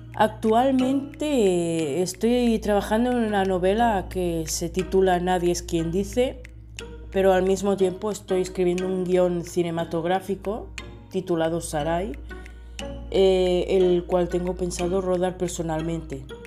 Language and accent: Spanish; Spain; de España